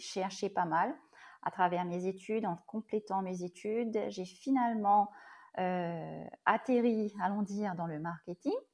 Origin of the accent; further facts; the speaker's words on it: Mauritius; je suis mauricienne et oui, je vis à l'île Boris.